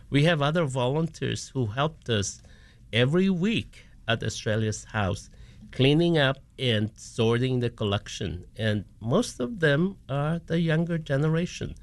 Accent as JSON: {"language": "English", "country": "Philippines", "tie": "born or raised there", "moved": "yes", "lives_now": "Chicago, United States", "said": "born and raised in the Philippines, but now have spent two-thirds of my time of my life here in the U S"}